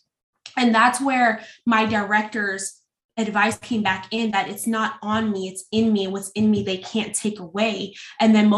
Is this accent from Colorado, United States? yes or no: no; California, United States; now in Norfolk, United States; I'm not originally from Norfolk. I'm actually from California